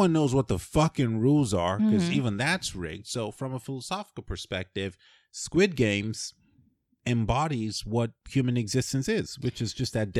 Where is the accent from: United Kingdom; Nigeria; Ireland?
Nigeria; I grew up in Nigeria, right?